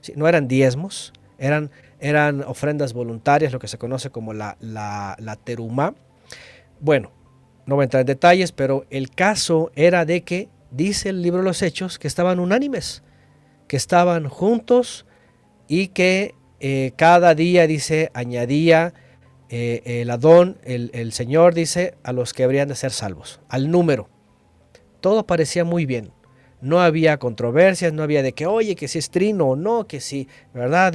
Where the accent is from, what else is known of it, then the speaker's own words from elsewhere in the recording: Mexico; yo lastimosamente nací en México